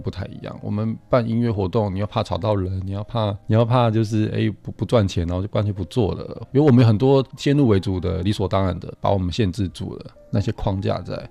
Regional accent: Taipei, Taiwan; 我们台北人

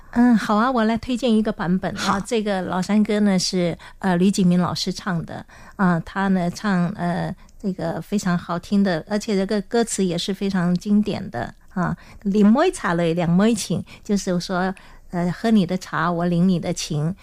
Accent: Taiwan; accent: Hailu Hakka; first language Hakka; Chinese is a second language; 因为我呢是讲客家话的，所以我就说我是客家人啊，我身在客家庄啊，我从小讲客家话，那我讲的是海陆腔

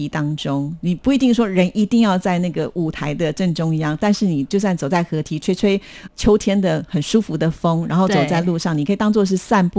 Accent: Taiwan; 我们台湾人

